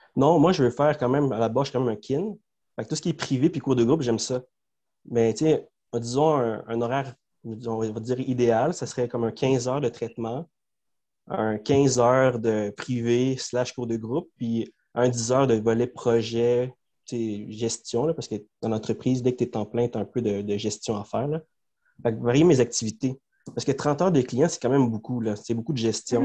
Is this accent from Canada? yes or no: yes; Montreal, Quebec, Canada; first language Spanish; French is a second language; Moi, je suis né à Montréal, à Saint-Léonard.